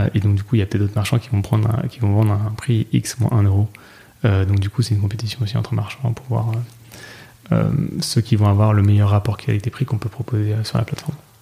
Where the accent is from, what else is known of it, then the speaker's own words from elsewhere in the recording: Nantes, Pays de la Loire, France; je viens de Nantes